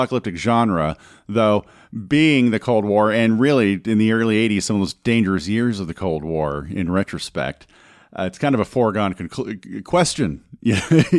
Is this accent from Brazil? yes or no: no; Torrance, California, United States; I was born in Torrance around the mid-70s